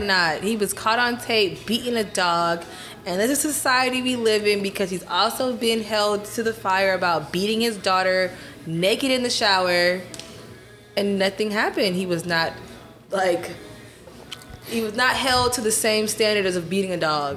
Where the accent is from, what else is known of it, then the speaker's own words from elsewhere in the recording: Atlanta, Georgia, United States; moved away as an adult; also born or lived in Washington, D.C. / Guyana; now in Houston, United States; I grew up in Atlanta